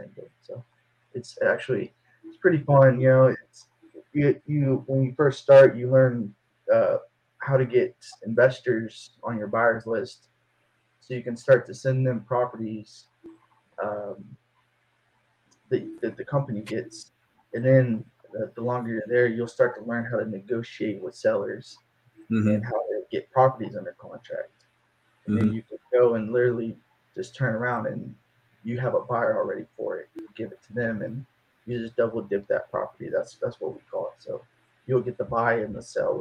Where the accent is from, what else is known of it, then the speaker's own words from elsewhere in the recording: Denton, Texas, United States; now in Fort Worth, United States; I'm from Denton, Texas, originally. I live in Fort Worth now, Cowtown, they call it